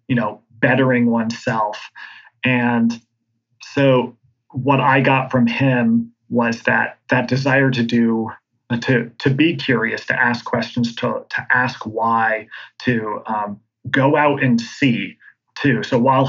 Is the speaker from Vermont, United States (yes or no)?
yes; Vermont, United States; a local guy here, born and raised in Vermont